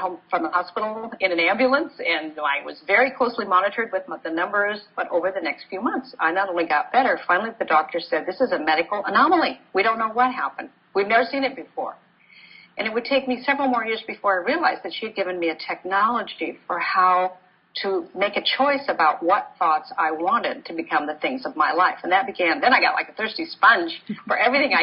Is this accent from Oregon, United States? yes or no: yes; Portland, Oregon, United States; I grew up in Portland, Oregon